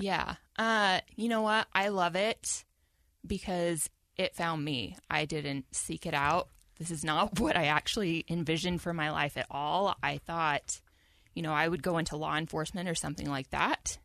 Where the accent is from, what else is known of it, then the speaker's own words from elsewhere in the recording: Salt Lake City, Utah, United States; I'm from Salt Lake